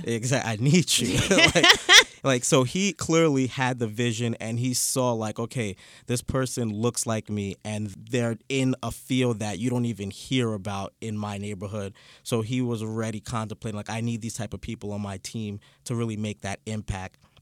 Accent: New York City, New York, United States; I grew up in Canarsie

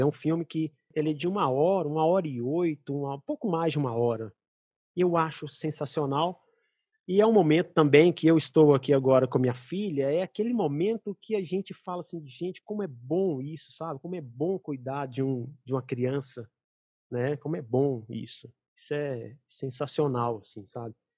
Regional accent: Belo Horizonte, Minas Gerais, Brazil; moved away; minha terra

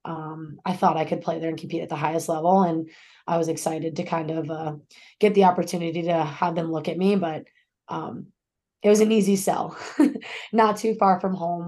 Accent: Centreville, Virginia, United States; born or raised there; moved away as an adult; now in Arizona, United States

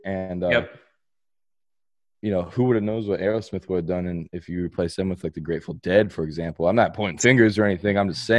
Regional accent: Ohio, United States; we're from Ohio. We're Blue Jackets.

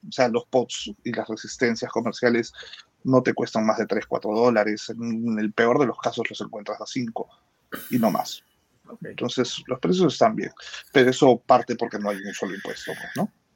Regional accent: Peru; soy el único peruano

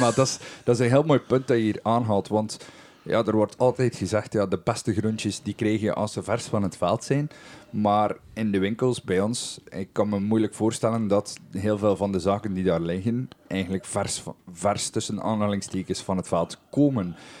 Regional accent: West Flanders, Belgium; hier bij ons in West-Vlaanderen

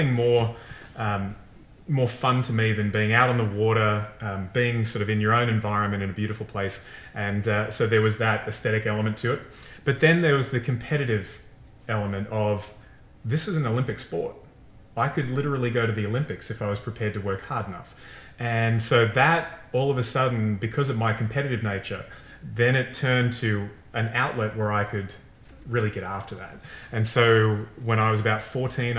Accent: Sydney, New South Wales, Australia; moved away as an adult; now in United States; when we were growing up in Sydney, Australia, you either live on the beach or you live close to it

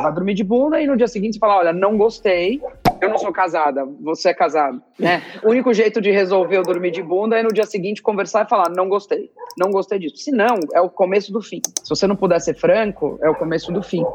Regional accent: São Paulo, Brazil; moved away as an adult; Eu sou de São Paulo, eu estudei a minha vida inteira em São Paulo, é, escola e faculdade

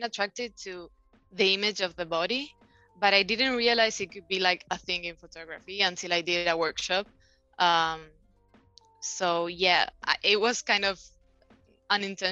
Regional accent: Buenos Aires, Argentina; I was born and raised in Argentina, Buenos Aires.

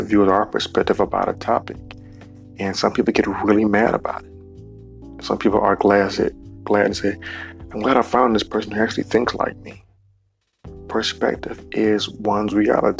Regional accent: Cleveland, Ohio, United States; in my hometown, Cleveland

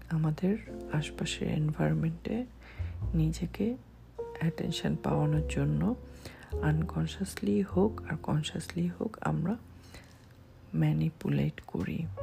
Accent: Bangladesh; আমি একজন বাংলাদেশি

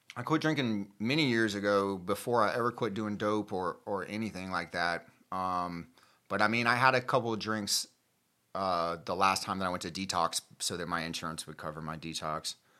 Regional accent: Gainesville, Florida, United States; I'm from Gainesville, Florida.

